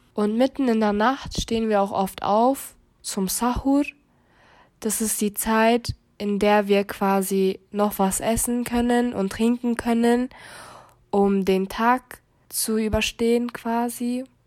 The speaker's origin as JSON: {"language": "German", "town": "Munich", "region": "Bavaria", "country": "Germany", "tie": "born or raised there", "said": "Ich bin gebürtige Münchnerin"}